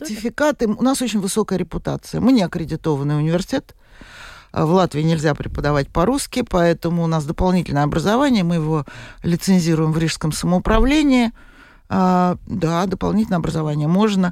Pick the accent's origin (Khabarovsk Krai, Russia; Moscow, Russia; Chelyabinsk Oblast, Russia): Moscow, Russia; moved away as an adult; Я москвичка. Э, я там родилась, выросла и проработала, извините меня, до пенсии.